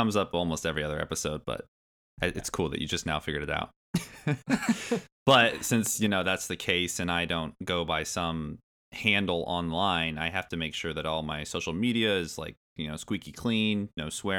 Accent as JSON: {"language": "English", "region": "Indiana", "country": "United States", "tie": "born or raised there", "also_born_or_lived": "Michigan / New Orleans, Louisiana / Billings, Montana", "said": "I was born in Michigan. We moved to New Orleans, Louisiana, and then we moved to Billings, Montana, and then we moved to Indiana, where I still currently reside. And that was all before third grade."}